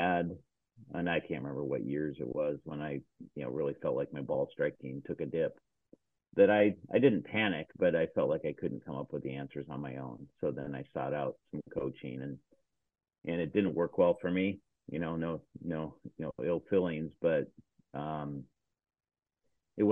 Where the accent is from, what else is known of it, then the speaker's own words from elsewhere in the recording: Seattle, Washington, United States; I grew up here in Seattle, Washington